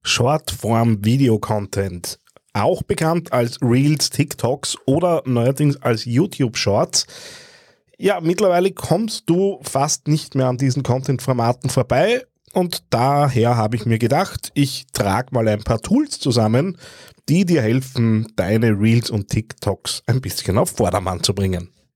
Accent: Austria; wenn ich als Österreicher

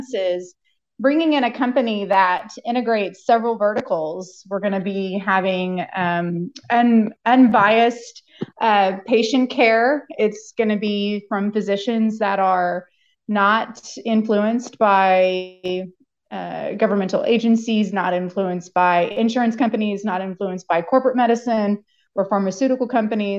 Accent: Oklahoma, United States; moved away as an adult; now in Columbia, United States; I grew up in Oklahoma

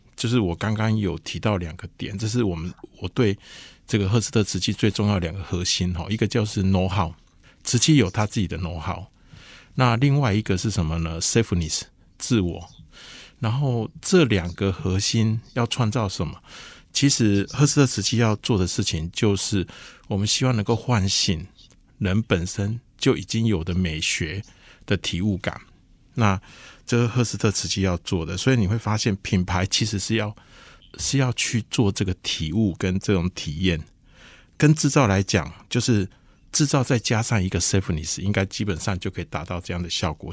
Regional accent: Lukang, Changhua County, Taiwan; 因为我出生的地方是在鹿港

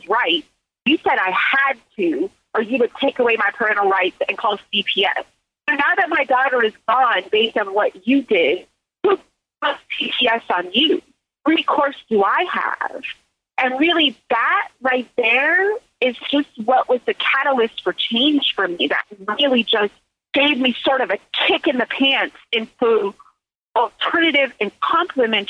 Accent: Silicon Valley, California, United States; also born or lived in Mississippi; I grew up in Silicon Valley

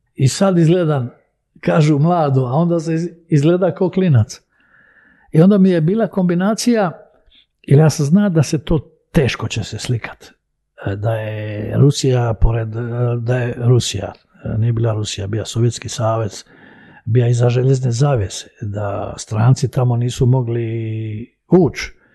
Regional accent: Split, Split-Dalmatia County, Croatia; also born or lived in Belgrade, Serbia; ja sam iz Jugoslavije.

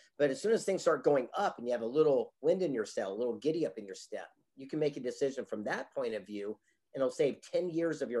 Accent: San Diego, California, United States; I grew up here in the mean streets of San Diego, California, on the beach in Del Mar

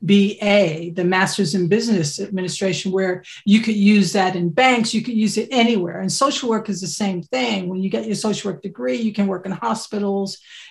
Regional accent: United States; accent: American; moved away as an adult; now in United Kingdom; I'm American.

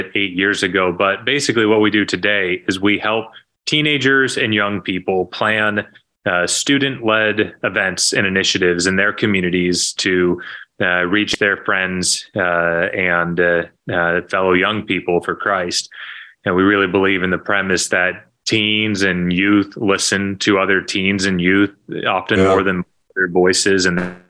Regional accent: Arkansas, United States; also born or lived in New Jersey / Chicago area; now in Chicago, United States; grew up in Arkansas

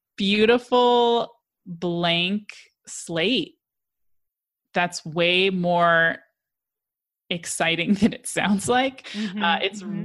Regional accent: Colorado, United States; I'm from Colorado

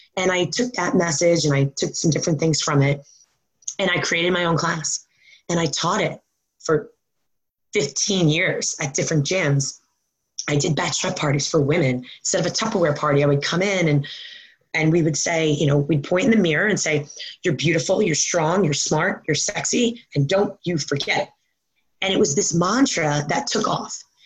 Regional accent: Long Island, New York, United States; also born or lived in Maryland; now in New Jersey, United States; I grew up um, in New York um, on Long Island

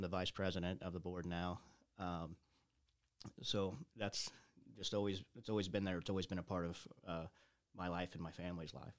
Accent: Carrollton, Illinois, United States; moved directly back to Carrollton. Never really left the community.

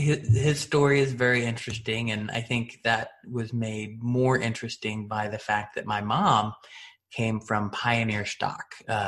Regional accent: Washington, United States; Washington State mainly, Eastern, Western. We bounced around.

